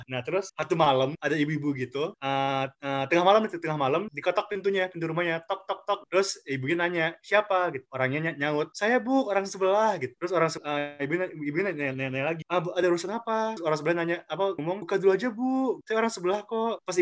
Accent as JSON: {"language": "Indonesian", "town": "Malang", "region": "East Java", "country": "Indonesia", "tie": "born or raised there", "said": "kalau aku aku tuh dari SD sampai SMK tuh di Malang ya di Malang jadi."}